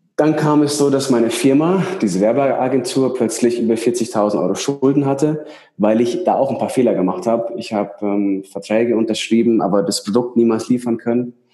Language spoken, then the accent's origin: German; Ingolstadt, Bavaria, Germany; moved away as an adult; now in Switzerland; ich komme aus Ingolstadt. Weiß nicht, ob man es kennt. Das ist so zwischen München und Nürnberg.